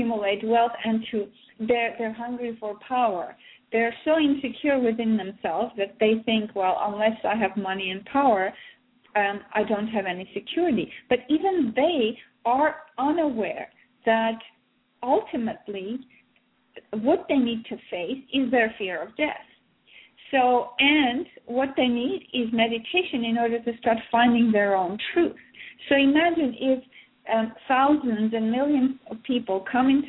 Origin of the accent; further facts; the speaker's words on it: Russia; I was born in Soviet Russia